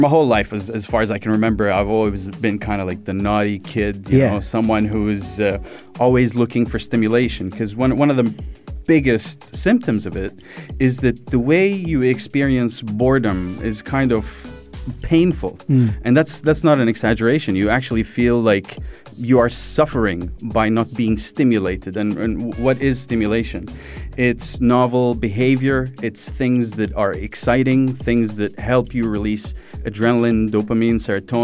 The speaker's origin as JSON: {"language": "English", "region": "Sharjah", "country": "United Arab Emirates", "tie": "born or raised there", "said": "I grew up in Sharjah. I grew up in UAE"}